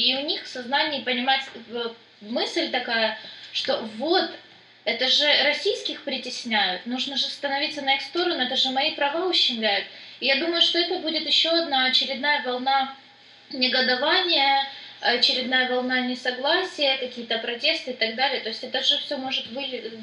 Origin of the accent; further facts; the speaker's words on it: Donetsk, Donetsk Oblast, Ukraine; наши люди, ну, э, дончане